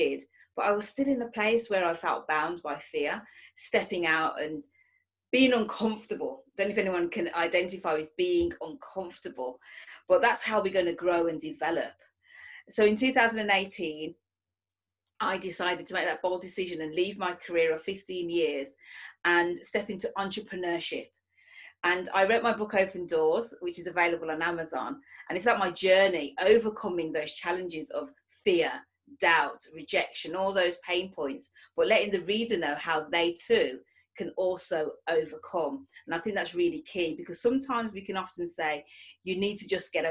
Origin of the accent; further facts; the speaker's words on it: Manchester, North West England, United Kingdom; I am from Manchester, England